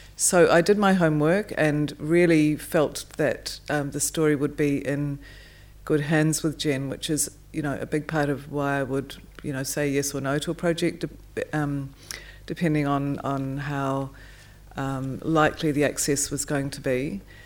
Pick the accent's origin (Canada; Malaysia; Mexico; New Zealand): New Zealand; I'm a New Zealander and grew up in the shadow of the Ed Hillary, um, story and family